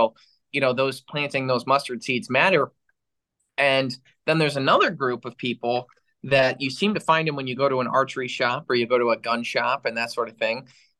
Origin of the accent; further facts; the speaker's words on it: Michigan, United States; you grew up in Wisconsin, I grew up in Michigan.